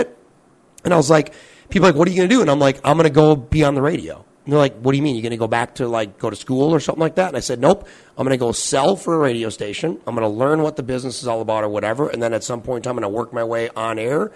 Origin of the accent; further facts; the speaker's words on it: Bloomington, Minnesota, United States; I grew up in Bloomington, so like a pretty big city. I mean, third or fourth biggest city in the state of Minnesota